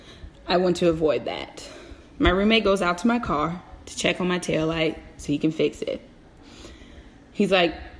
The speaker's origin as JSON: {"language": "English", "region": "Virginia", "country": "United States", "tie": "born or raised there", "said": "Born and raised in the Commonwealth of Virginia, I am very familiar with how the police behave here."}